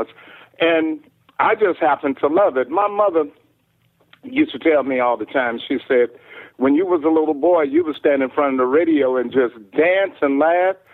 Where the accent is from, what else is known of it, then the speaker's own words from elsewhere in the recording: Houston, Texas, United States; I'm from Houston, Texas